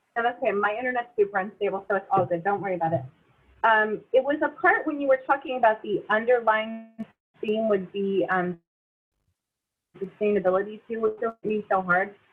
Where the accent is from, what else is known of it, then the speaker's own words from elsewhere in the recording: near Philadelphia, Pennsylvania, United States; moved away as an adult; I grew up near Philly, super diverse community